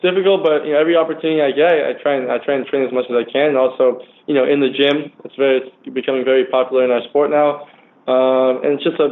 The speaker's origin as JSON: {"language": "English", "town": "Huntington Beach", "region": "California", "country": "United States", "tie": "born or raised there"}